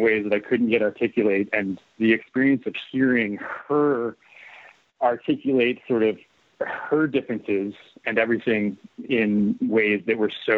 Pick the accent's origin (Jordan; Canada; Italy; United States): Canada; Canadian Prairies; I grew up in the Canadian prairies